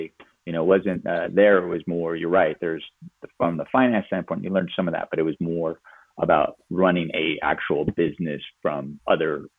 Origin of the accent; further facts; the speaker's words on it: California, United States; moved away as an adult; I came from California